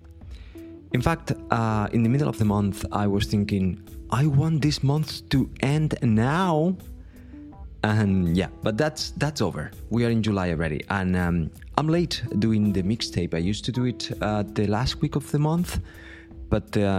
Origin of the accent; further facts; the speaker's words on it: Vilanova i la Geltrú, Catalonia, Spain; a music festival that happens in my hometown here